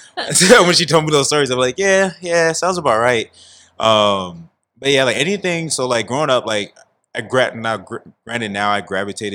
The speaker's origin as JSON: {"language": "English", "town": "San Diego", "region": "California", "country": "United States", "tie": "born or raised there", "said": "I'm born and raised in San Diego, California, up in the Merritt Mesa neighborhood"}